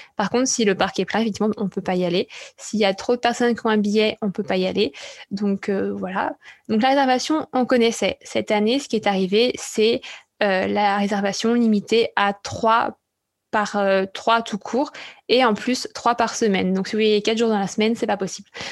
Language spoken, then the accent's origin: French; France; en tant que Français